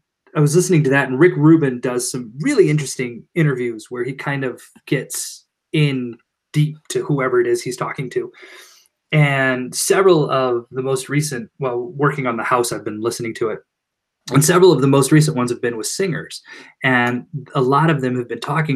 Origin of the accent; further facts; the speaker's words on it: Iowa City, Iowa, United States; I grew up in Iowa City